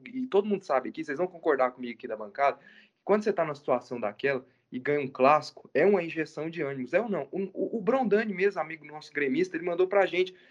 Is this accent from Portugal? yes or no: no; Goiás, Brazil; a gente é de Goiás